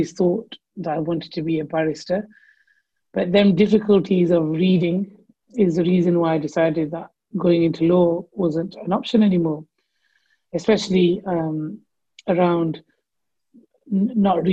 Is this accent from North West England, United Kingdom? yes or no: yes; Blackburn, North West England, United Kingdom; I'm from Blackburn